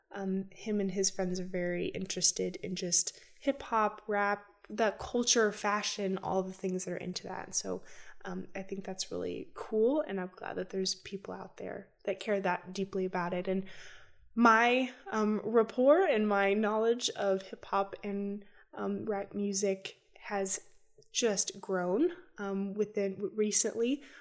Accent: United States; as an American citizen

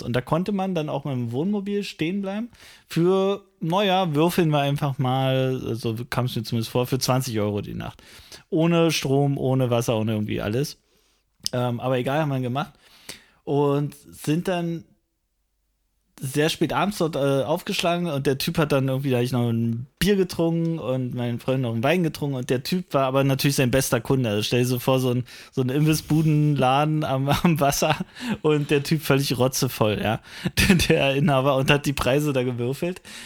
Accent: Frankfurt, Brandenburg, Germany; meiner Heimatstadt Frankfurt

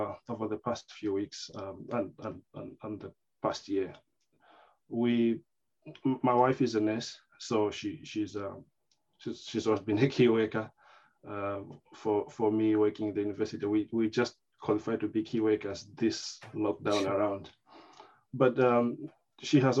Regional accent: Malawi; moved away as an adult; also born or lived in St. Gallen, Switzerland / United States; now in Liverpool, United Kingdom; I come from Malawi. I live in Liverpool

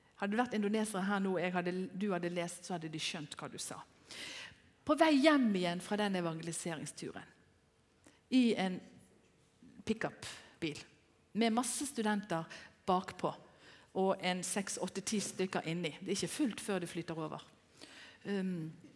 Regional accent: Bergen, Vestland, Norway; moved away as an adult; den bydamen som jeg er fra Bergen

